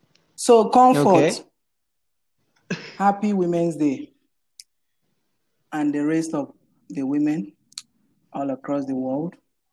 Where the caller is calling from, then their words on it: Lagos, Nigeria; I'm joining here from Lagos, Nigeria.